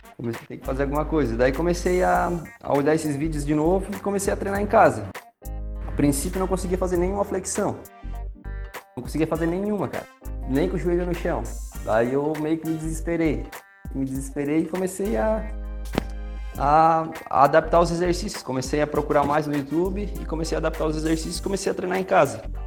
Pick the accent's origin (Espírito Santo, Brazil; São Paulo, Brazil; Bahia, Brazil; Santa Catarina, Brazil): Santa Catarina, Brazil; Criciúma; Eu sou natural de Criciúma